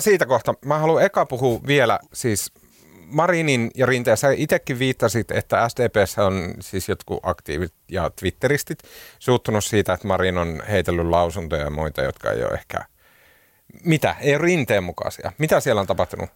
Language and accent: Finnish; Oulu, North Ostrobothnia, Finland; accent: Oulu dialect; now in Helsinki, Finland; Mä oon käynyt joululoman aikana Oulussa, mistä johtuen mun murre on palautunut entiseen huonoon